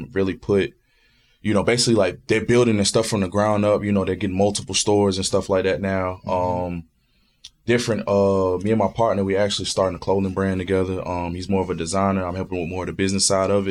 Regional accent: New Bern, North Carolina, United States; Growing up in North Carolina, man, like, you know, I grew up at 2-5 in New Bern

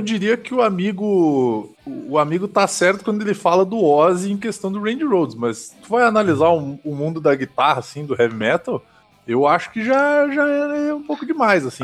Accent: Caxias do Sul, Rio Grande do Sul, Brazil; minha cidade natal contribuiu muito pro polo metal melódico e metal mecânico do, do Brasil

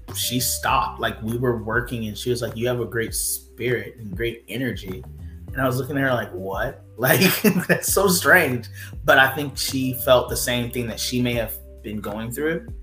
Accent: Thomasville, Georgia, United States; I'm from Thomasville, Georgia. So like we live like literally on the Florida Georgia line.

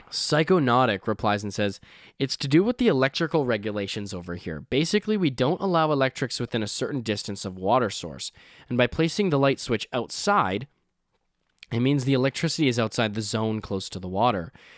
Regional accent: Canada; I'm Canadian

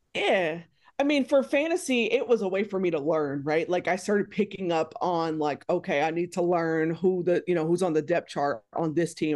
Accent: Texas, United States; moved away; I'm from Texas originally

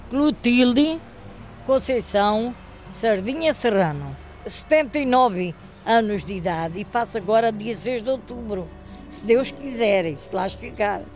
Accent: Alentejo, Portugal; moved away as an adult; now in Covão do Coelho, Portugal; lá no Alentejo, sei lá, eu já estou aqui há 60 anos, vivi 30, talvez aí uns 30

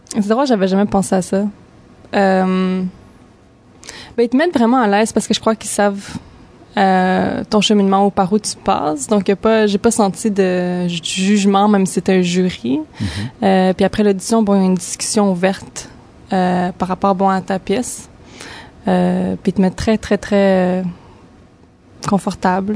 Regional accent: Montreal, Quebec, Canada; moved away; also born or lived in Toronto / New York; je suis née à Montréal, mais j'ai étudié à Toronto

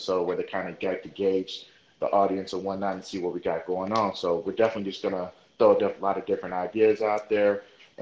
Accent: Oakland, California, United States; I'm originally from Oakland, California

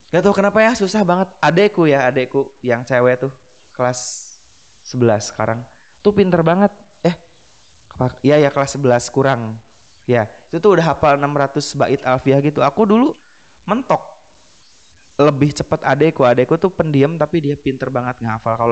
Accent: West Java, Indonesia; kayak kita orang Sunda kita nggak mikirin subjek objek predikat kita ngomong Sunda aja gitu

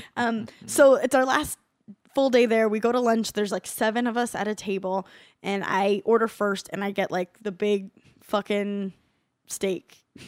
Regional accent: California, United States; I'm from California, which is such a big state

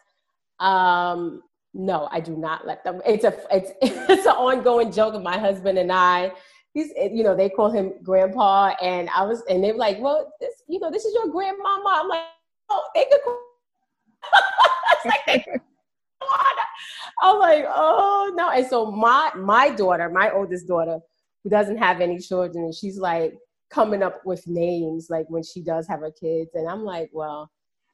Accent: New York City, New York, United States; I grew up in Harlem, New York

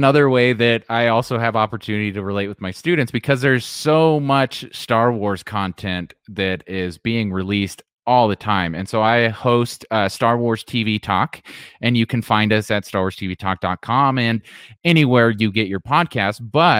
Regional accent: Modesto, California, United States; born there; And of course, I was born in Modesto, California, so George Lucas' hometown. Yes. That's where I was born.

